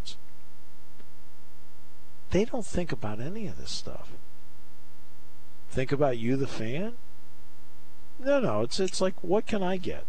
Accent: New England, United States; I grew up in New England, so I grew up a diehard Red Sox fan.

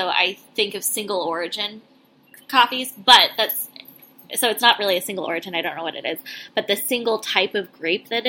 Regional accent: near Paso Robles, California, United States; we're from near Paso Robles.

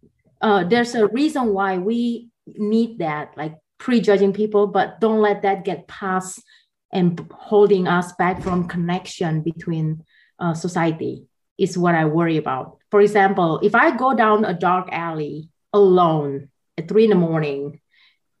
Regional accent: Jakarta, Indonesia; moved away as an adult; also born or lived in Taiwan / Atlanta, Georgia; now in United States; I grew up in Jakarta

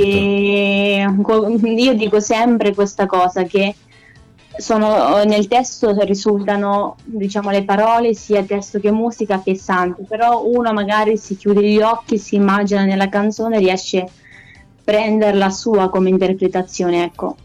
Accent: Corridonia, Marche, Italy; accent: Maceratese; also born or lived in Lithuania; sono di Corridonia, ma sono nata in Lituania, quindi all'estero. Mm-hmm. Ehm, e, all'età di dieci anni vengo adottata da una famiglia italiana

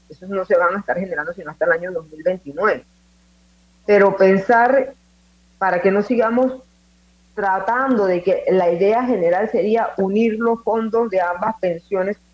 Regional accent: Panama

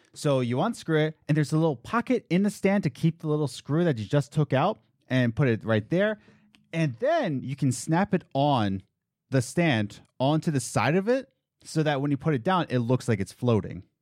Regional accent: Pennsylvania, United States; also born or lived in New York; we're from Pennsylvania, and we went to, lived in New York for two years

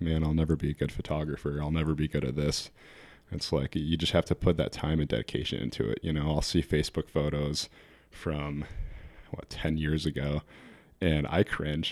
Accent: New Hampshire, United States; I grew up actually in New Hampshire, but I spent almost every summer of my life, um, on Lake Michigan.

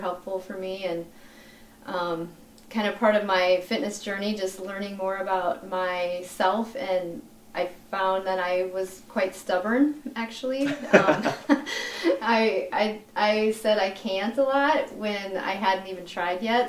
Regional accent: Vermillion, South Dakota, United States; now in Sioux Falls, United States; I'm originally from Vermillion, just a town yeah. little ways from here, but I live in Sioux Falls.

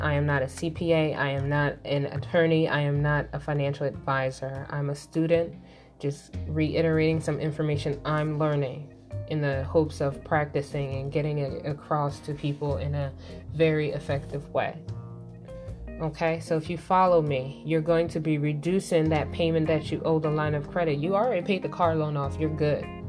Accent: Philadelphia, Pennsylvania, United States; I'm from Philly

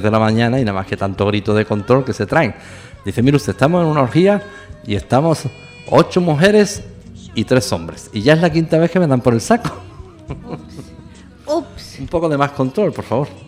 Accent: southern Spain, Spain; No olviden nunca que somos latinos de cultura latina y todo esto, pues no tiene, eh, como dicen en mi tierra, tiene su mijilla de guasa, que dicen en el sur de España.

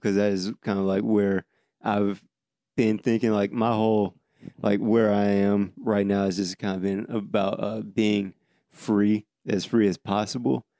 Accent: Davenport, Iowa, United States; now in Atlanta, United States; My hometown, Davenport, is known for crime and poverty.

